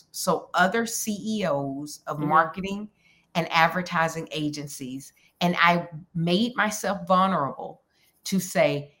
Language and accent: English; Alabama, United States; also born or lived in Minneapolis; now in New York, United States; somebody who's originally from Alabama